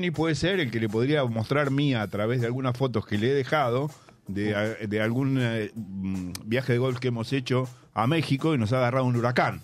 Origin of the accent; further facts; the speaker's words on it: La Plata, Buenos Aires Province, Argentina; yo nací en La Plata y viví en La Plata.